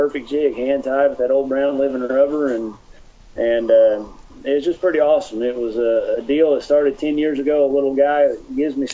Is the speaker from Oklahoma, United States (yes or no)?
yes; Oklahoma, United States; I'm from Oklahoma